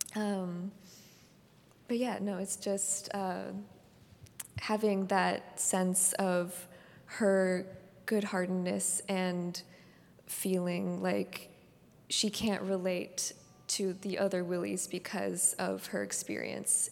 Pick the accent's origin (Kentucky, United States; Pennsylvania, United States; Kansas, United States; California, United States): California, United States; Palo Alto; I was born and raised in the Bay Area. I was born in Palo Alto.